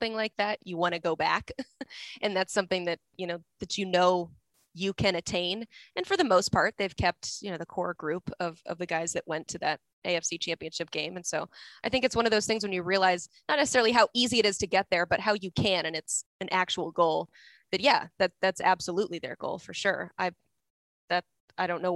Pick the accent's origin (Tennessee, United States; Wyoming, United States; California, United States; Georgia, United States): Tennessee, United States; Knoxville; I am born and raised in Knoxville, Tennessee